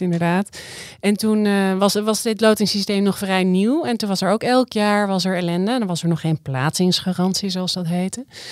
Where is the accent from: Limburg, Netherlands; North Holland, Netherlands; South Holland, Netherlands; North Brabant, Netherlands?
North Holland, Netherlands; Amsterdam; Zijn we als Amsterdammers nou niet eigenlijk gewoon hartstikke verwend met al deze keuzes